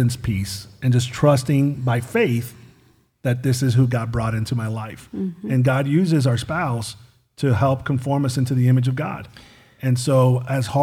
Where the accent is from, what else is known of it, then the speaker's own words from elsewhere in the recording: Miami, Florida, United States; I'm from Miami